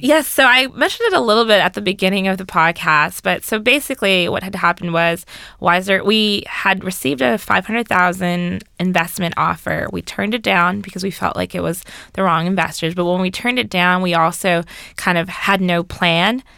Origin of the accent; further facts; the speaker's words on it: Orange County, California, United States; moved away as an adult; also born or lived in Berkeley, California / Washington, D.C.; I'm originally from Orange County, California, so I'm far from home.